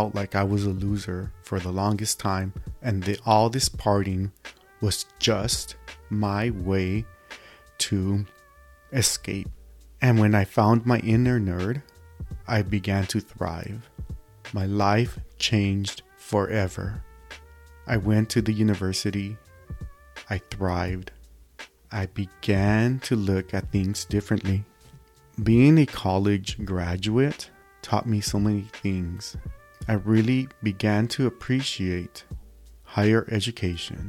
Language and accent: English; Los Angeles, California, United States; born and raised in East Los Angeles, California, United States of America.